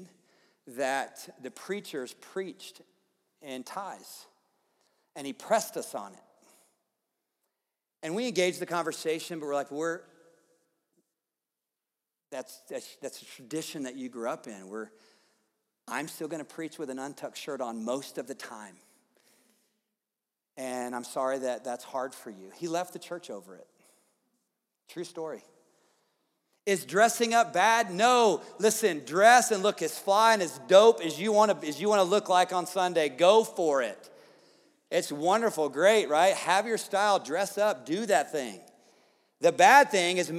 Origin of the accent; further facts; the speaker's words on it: the South, United States; moved away; I grew up in the South